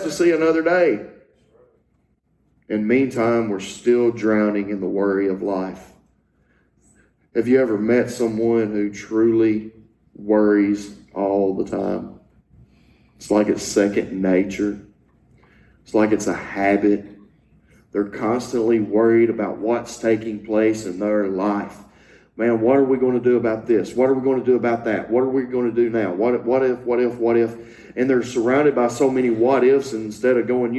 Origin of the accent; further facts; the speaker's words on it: Louisiana, United States; I had the privilege of growing up in Louisiana